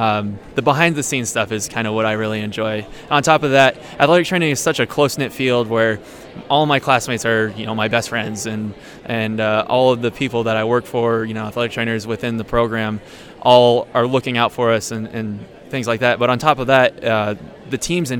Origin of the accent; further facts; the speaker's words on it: Washington, United States; also born or lived in Whidbey Island / San Diego; So I'm kind of from everywhere in Washington. I grew up in the Yakima Valley, and then I moved to Whidbey Island, and that's where I graduated high school from Oak Harbor High School.